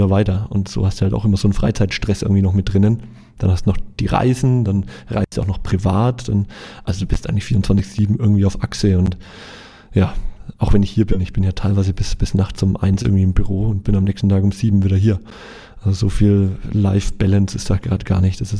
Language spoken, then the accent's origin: German; Nuremberg, Bavaria, Germany; versuche ich halt nach Nürnberg zu fahren, wo ich herkomme und wo ich auch noch eine, eine kleine Wohnung habe.